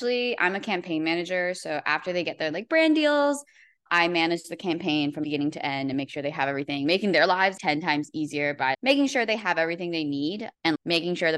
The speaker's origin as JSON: {"language": "English", "town": "Metuchen", "region": "New Jersey", "country": "United States", "tie": "born or raised there", "also_born_or_lived": "Edison, New Jersey", "moved": "as an adult", "lives_now": "Los Angeles, United States", "said": "I grew up in Metuchen. I was born in Edison and then I moved to Metuchen"}